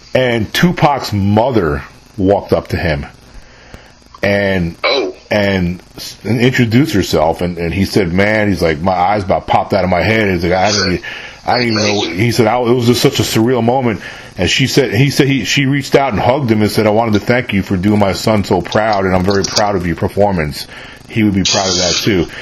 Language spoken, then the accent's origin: English; New York, United States; moved away as an adult; also born or lived in San Antonio, Texas / New Braunfels, Texas; I'm born and raised in New York originally